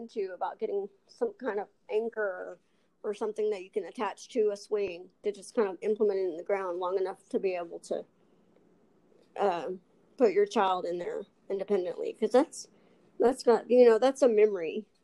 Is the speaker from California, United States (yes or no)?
no; Texas, United States; accent: Texas; also born or lived in Albuquerque, New Mexico / Los Angeles; I was actually born in Albuquerque, New Mexico, but I was raised in Texas